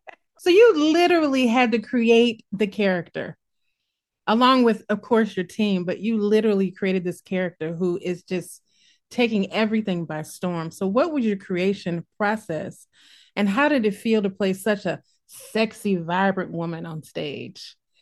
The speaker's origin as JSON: {"language": "English", "region": "Midwest", "country": "United States", "accent": "Midwestern", "said": "My Midwestern accent. People are like, where are you from? A farm? I'm like, nope, just the middle."}